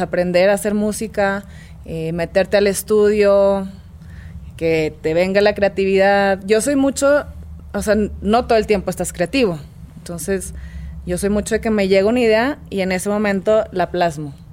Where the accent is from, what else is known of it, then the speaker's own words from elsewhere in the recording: Monterrey, Nuevo León, Mexico; also born or lived in Mexico City; Yo vengo de Monterrey.